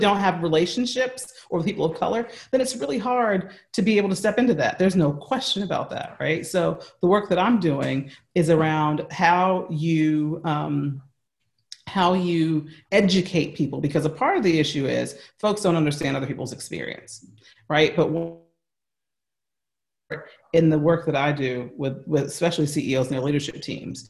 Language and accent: English; United States; accent: American; that's my American accent